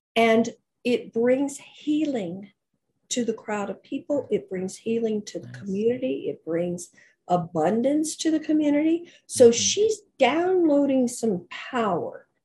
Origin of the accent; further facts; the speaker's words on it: Oklahoma, United States; moved away as an adult; my hometown in Oklahoma